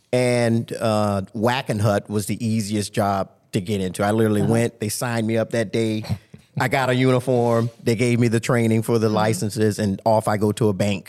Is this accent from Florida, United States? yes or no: yes; Tampa, Florida, United States; No, I was born and raised in Tampa, Florida.